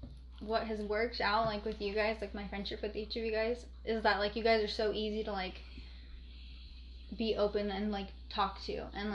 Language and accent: English; Albuquerque, New Mexico, United States; Yeah, there's a lot, like I feel like a lot of New Mexico's crackhead city. But I don't know. That's weird. It's a weird town. I think especially like where I'm from